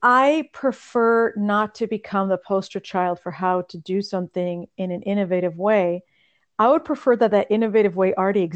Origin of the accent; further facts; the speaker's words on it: California, United States; first language Russian; English is a second language; moved away; also born or lived in New York / Bosnia; Spanish, it was easy because I grew up in California, so it was an obvious one to learn.